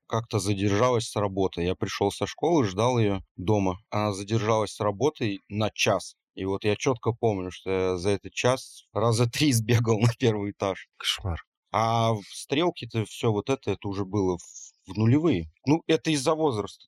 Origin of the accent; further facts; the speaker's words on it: small town near Orsk, Orenburg Oblast, Russia; Я вот рос не на Уралмаше, а в маленьком городе, но у нас рядом был город Орск